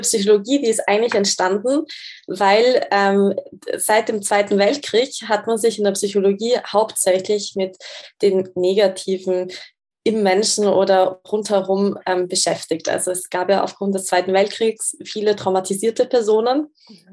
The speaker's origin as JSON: {"language": "German", "country": "Austria", "also_born_or_lived": "Graz / Zurich", "moved": "as an adult", "said": "ich komme ursprünglich aus Österreich"}